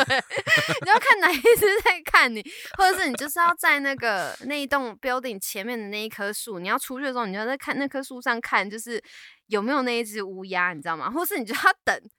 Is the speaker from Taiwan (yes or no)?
yes; Taiwan; moved away as an adult; now in Canada; 我是台湾人